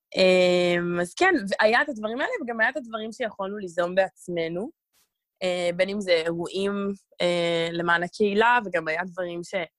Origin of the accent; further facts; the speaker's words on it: Israel; אני ממש ישראלית, וזה הזהות שלי בעיקר